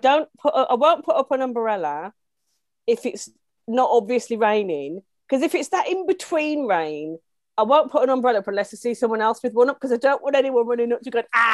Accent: Midlands, United Kingdom; I was raised in the Midlands

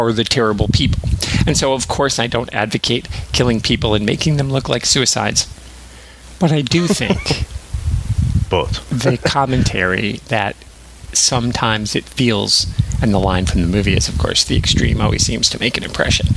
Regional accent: Southwest Michigan, United States; I'm from Southwest Michigan

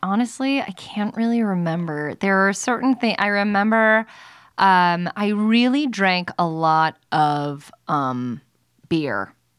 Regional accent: Allentown, Pennsylvania, United States; also born or lived in Staten Island, New York; Well, I grew up in Allentown, Pennsylvania. I moved when I was turning 7.

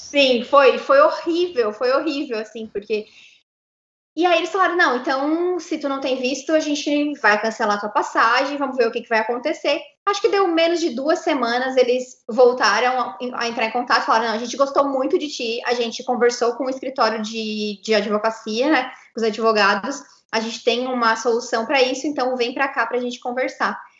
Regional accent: Santa Catarina, Brazil; moved away as an adult; now in New York, United States; Nós dois somos de Santa Catarina

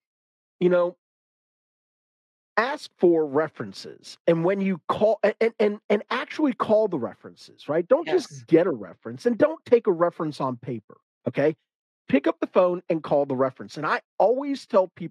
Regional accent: the South, United States; I'm a guy from the South.

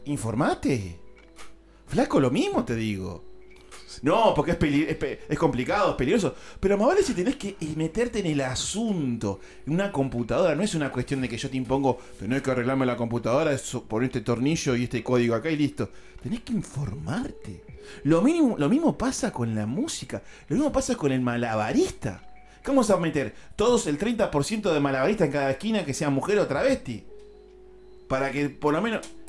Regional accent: La Plata, Buenos Aires Province, Argentina; acá en mi país, en La Plata

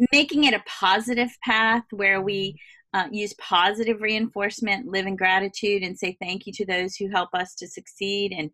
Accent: Southern United States, United States; I'm from the South. It was a big thing for my family.

